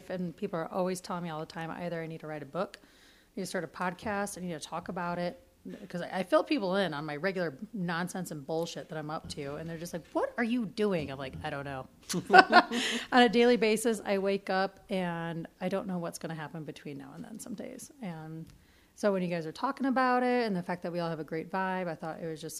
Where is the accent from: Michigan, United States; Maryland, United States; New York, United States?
Michigan, United States; Detroit; moved away as an adult; also born or lived in Petoskey, Michigan; now in Truckee, United States; I'm from Detroit. I have a 313 number, and I'm from Detroit